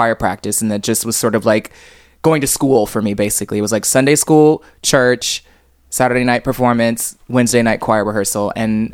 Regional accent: Cape Girardeau, Missouri, United States; moved away as an adult; now in Provincetown, United States; I grew up in Missouri

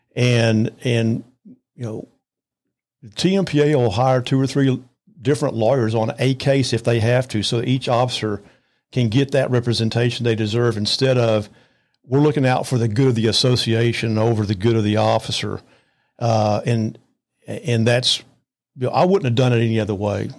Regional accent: Arlington, Texas, United States; also born or lived in Lubbock, Texas / Amarillo, Texas / Fort Worth, Texas; we moved to the Arlington area. I went all the way through college at Arlington

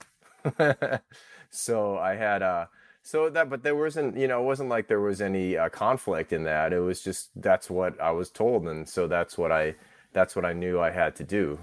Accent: Orchard Park, New York, United States; I'm Thai American and I grew up in Orchard Park

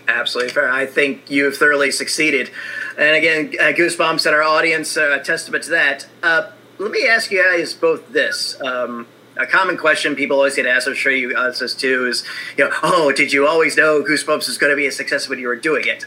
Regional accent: Indiana, United States; I'm an Indiana kid

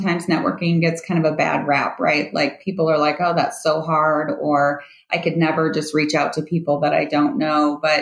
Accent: Indiana, United States; moved away as an adult; now in Denver, United States; originally I'm from Indiana, actually lived in Indiana and went to school there my entire life

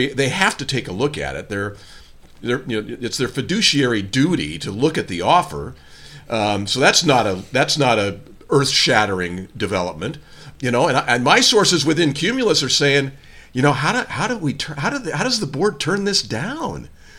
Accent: New Canaan, Connecticut, United States; I grew up in New Canaan, the next town over from Westport.

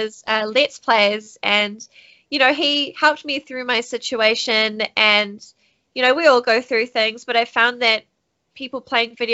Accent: New Zealand; also born or lived in United States; I'm born and raised in New Zealand, down under.

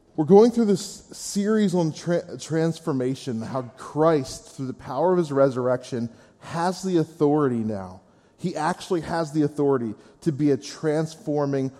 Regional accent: Gettysburg, Pennsylvania, United States; I'm originally from the Gettysburg area

